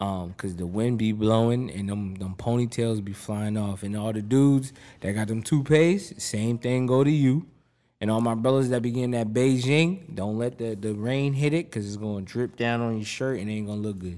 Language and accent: English; Boston, Massachusetts, United States; I'm from Mattapan.